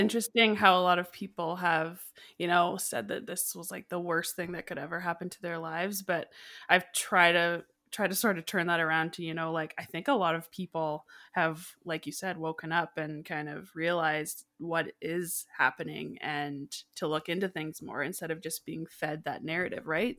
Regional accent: Canada; also born or lived in Calgary, Alberta; I'm from Canada

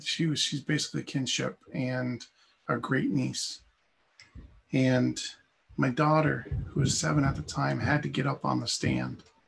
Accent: Castleton, Vermont, United States; I grew up in Castleton, Vermont

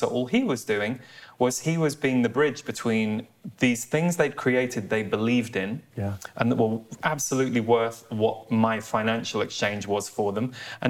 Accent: United Kingdom; me, as a British person

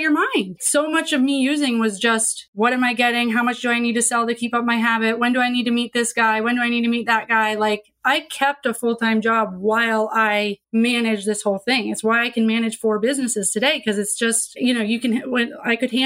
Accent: Vermont, United States; I grew up in Vermont too, super liberal

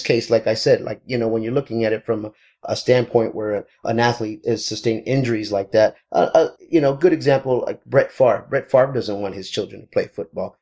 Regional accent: Texas, United States; moved away as an adult; now in Southern California, United States; I am from Texas originally

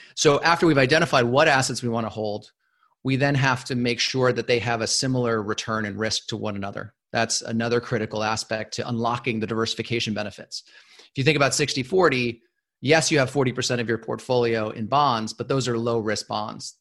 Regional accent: Los Angeles, California, United States; moved away as an adult; I grew up in Los Angeles.

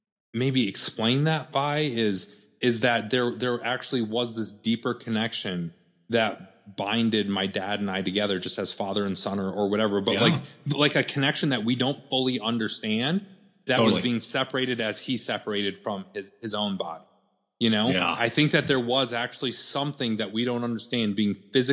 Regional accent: South Dakota, United States; moved away; So I showed back up in here on South Dakota, my hometown

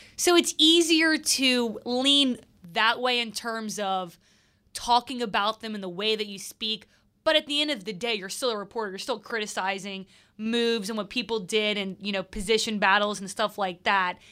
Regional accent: Mandeville, Louisiana, United States; I'm from Mandeville, so technically I got to the city when I was born

